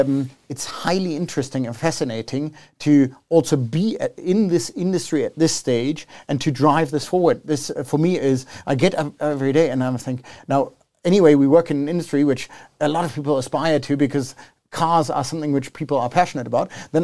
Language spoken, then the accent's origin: English; South Africa; I've been now back in South Africa for 1 year. I grew up in South Africa, but I've spent the last 20 years abroad.